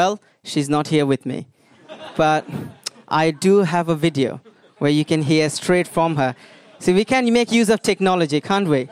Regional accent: India; moved away; also born or lived in United Kingdom; I am originally from India

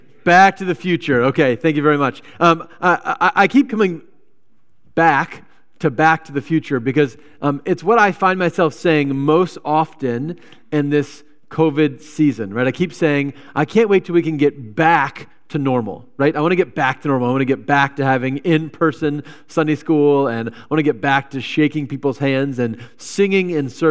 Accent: Virginia, United States; now in Wisconsin, United States; I came from Virginia

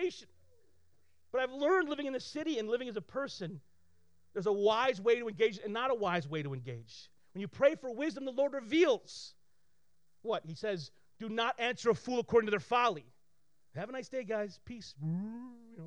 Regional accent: Flint, Michigan, United States; I grew up here in Flint with very little

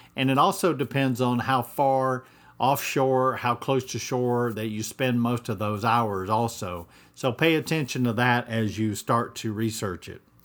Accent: Atlanta, Georgia, United States; moved away as an adult; also born or lived in Pacific Northwest; now in Mexico Beach, United States; I grew up in Atlanta, Georgia

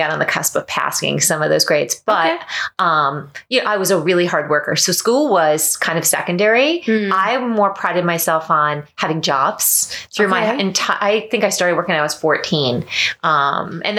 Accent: Hudson Valley, New York, United States; moved away as an adult; now in Orlando, United States; I grew up in New York, but outside the city in the Hudson Valley

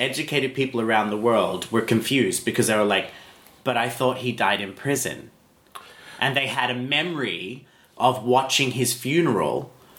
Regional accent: Australia; And I am an Australian.

